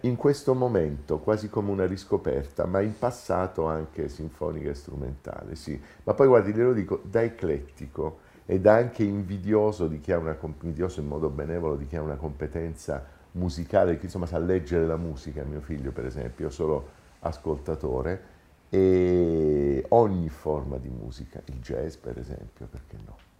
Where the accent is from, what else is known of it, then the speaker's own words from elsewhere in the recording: Taranto, Apulia, Italy; moved away as an adult; now in Rome, Italy; Sono nato a Taranto molti anni fa, sono emigrato a Roma per l'università